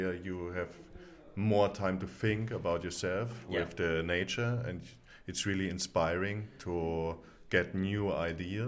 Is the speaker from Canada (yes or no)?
no; Munich, Bavaria, Germany; now in Berlin, Germany; I was grown up in Munich, so Bavaria